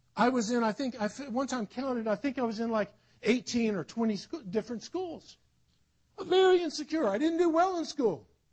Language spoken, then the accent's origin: English; South Carolina, United States; also born or lived in Netherlands; I grew up in South Carolina born in Holland, but I grew up in the in the South.